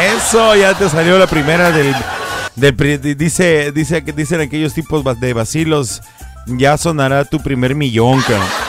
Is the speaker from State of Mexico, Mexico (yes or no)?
yes; Ecatepec, State of Mexico, Mexico; moved away; also born or lived in Michoacán; Yo soy criado en el Estado de México, a mucha honra lo digo, yo soy nacido en Michoacán